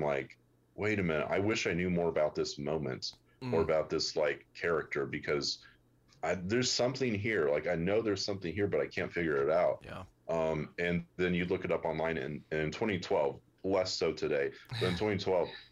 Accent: United States; as an American reader

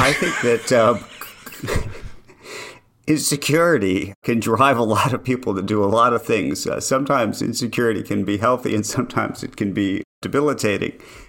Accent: New York, United States; It's Central Park West. Now, by the way, Upper West Side at late 70s, not what it is today, but yes.

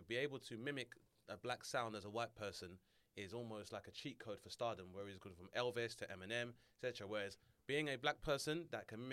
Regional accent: London, United Kingdom; I grew up in Southeast London and in Lewisham

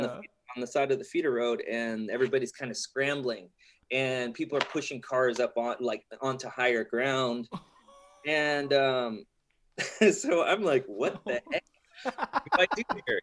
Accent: La Porte, Texas, United States; So I grew up in La Porte, and that's like a, you know, a coastal type of port village, yeah. You know, east, southeast of Houston

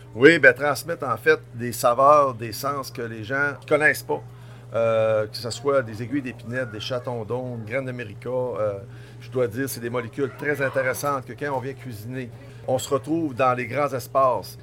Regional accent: Tadoussac, Quebec, Canada; je suis revenu en région en 2000, donc je suis originaire de Tadoussac

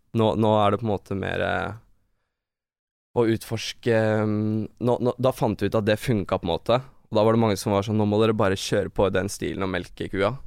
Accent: Norway; Vi vokste opp i blokk i Hoffsveien

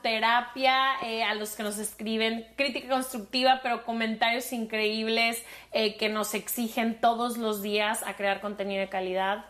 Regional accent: Mexico; soy de México

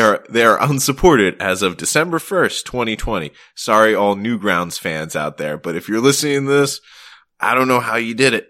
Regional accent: Maryland, United States; also born or lived in Vermont; now in Boston, United States; I'm actually originally from Maryland

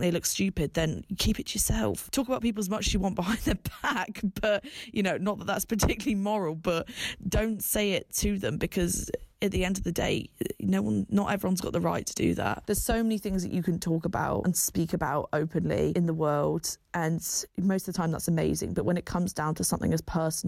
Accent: Bath, South West England, United Kingdom; moved away as an adult; now in London, United Kingdom; I'm originally from the Southwest, big up Bath. And I now live and work in London

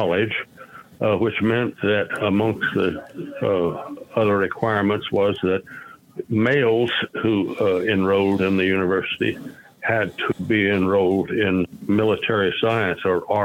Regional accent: Tulsa, Oklahoma, United States; also born or lived in Chickasha, Oklahoma / Norman, Oklahoma; I was born in Tulsa, Oklahoma

